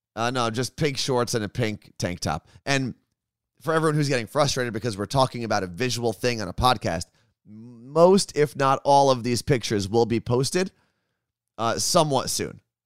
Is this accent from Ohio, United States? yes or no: no; New Jersey, United States; When you're born and raised in New Jersey, you just tend to curse a lot.